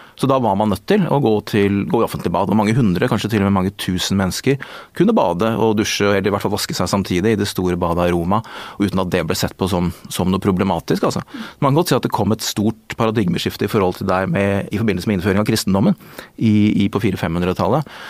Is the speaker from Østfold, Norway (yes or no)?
yes; Askim, Østfold, Norway; Og jeg vokste dessuten opp i, altså, i Askim i Indre Østfold